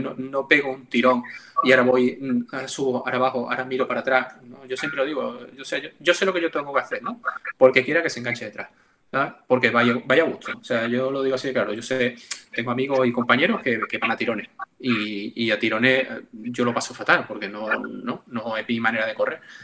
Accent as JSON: {"language": "Spanish", "town": "Seville", "region": "Andalusia", "country": "Spain", "said": "yo soy de Sevilla"}